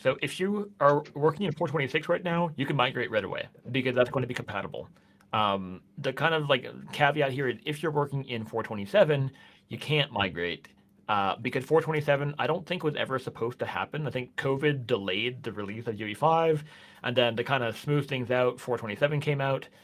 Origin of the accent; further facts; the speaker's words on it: Canada; moved away as an adult; now in Norway; I'm Canadian